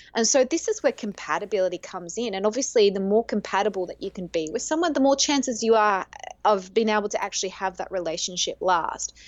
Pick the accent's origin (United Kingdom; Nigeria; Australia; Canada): Australia; now in Greece; I am Australian